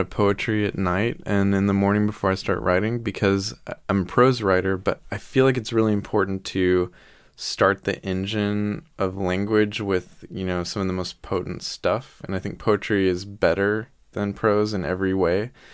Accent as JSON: {"language": "English", "region": "the Bible Belt", "country": "United States", "said": "we're from the Bible Belt, which is You know, there's a church on every corner"}